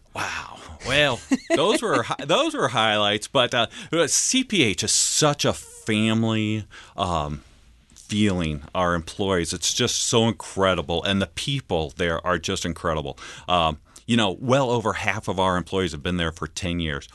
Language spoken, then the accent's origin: English; Altamont, Illinois, United States; also born or lived in Red Bud, Illinois; grew up, uh, in central Illinois, in Altamont, Illinois, outside of there where my dad was a pastor